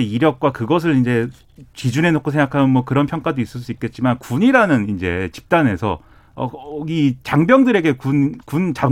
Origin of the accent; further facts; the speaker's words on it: South Korea; 한국인으로서 경고하겠습니다